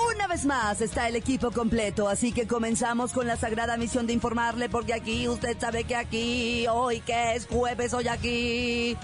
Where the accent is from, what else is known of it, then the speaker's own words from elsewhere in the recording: Mexico; soy mexicana